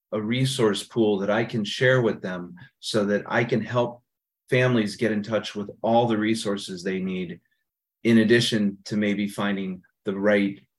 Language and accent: English; Northeast Ohio, United States; also born or lived in San Francisco, California; I was born in San Francisco, but my dad got transferred to Cleveland when I was 7 years old. So pretty much from a young age till now, I've lived in Ohio and most of it in the Northeast section. I actually live in the same subdivision I grew up